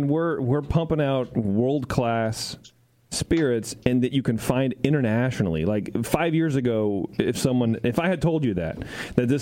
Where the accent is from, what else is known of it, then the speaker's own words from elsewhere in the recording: California, United States; we're from California